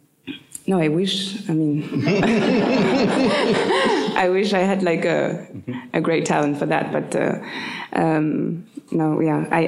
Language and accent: English; Paris, Île-de-France, France; English is a second language; I was born in Paris. I was born in the Quartier Latin